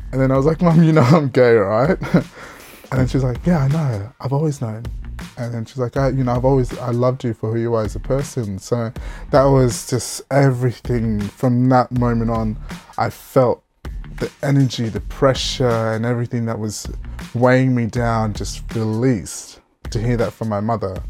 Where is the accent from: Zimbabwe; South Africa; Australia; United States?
Australia; Port Pirie, South Australia; also born or lived in Alice Springs, Northern Territory; I was lucky enough to move back with my mum at the age of five and then move down to South Australia where I basically, uh, grew up